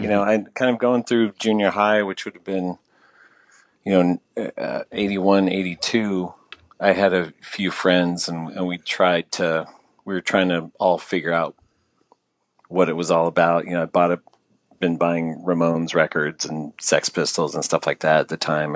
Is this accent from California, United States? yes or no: yes; San Jose, California, United States; moved away as an adult; now in Los Angeles, United States; I grew up in the San Jose, Sunnyvale area in California.